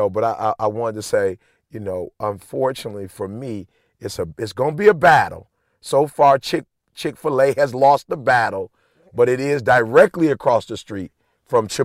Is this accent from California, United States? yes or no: no; Alabama, United States; I went to Oakwood, so I grew up in Alabama.